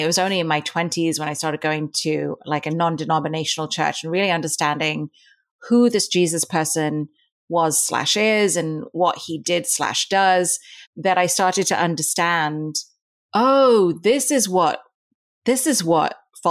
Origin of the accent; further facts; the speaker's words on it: Dubai, United Arab Emirates; also born or lived in India; But I was born in India, but I grew up in Dubai in the Middle East. And in Dubai, I attended a British-run school.